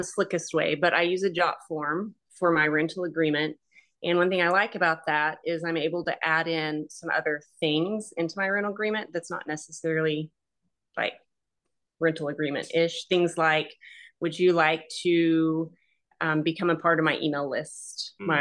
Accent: Fort Worth, Texas, United States; I'm from the Fort Worth, the Dallas Fort Worth area, which is a giant, population.

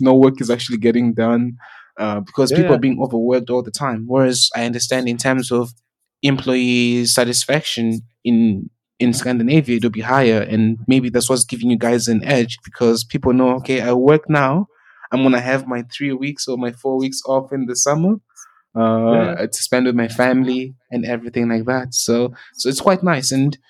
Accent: South Africa; Because like when I grew up in South Africa, my family lives in Zimbabwe

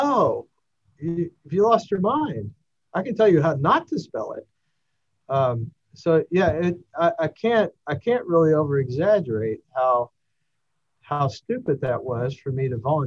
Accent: Kentucky, United States; I'm from Kentucky

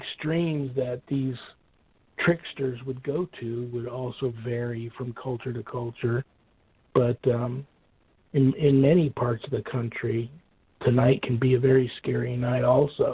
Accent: Colts Neck, New Jersey, United States; growing up in Colts Neck, New Jersey

